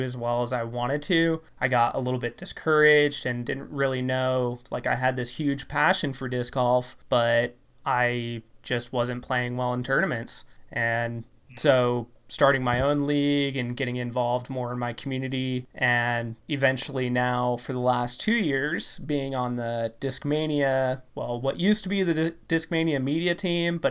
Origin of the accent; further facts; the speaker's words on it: the Northwest, Pacific Northwest, United States; I'm from the Northwest